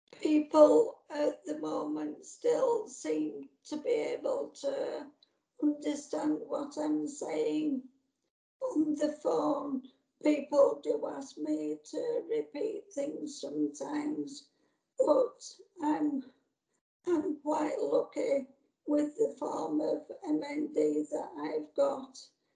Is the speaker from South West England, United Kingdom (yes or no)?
no; Yorkshire and the Humber, United Kingdom; accent: Yorkshire; My Yorkshire accent is something that I'm proud of. Apparently, I'm less Yorkshire now than I was when my voice was normal, we'll say.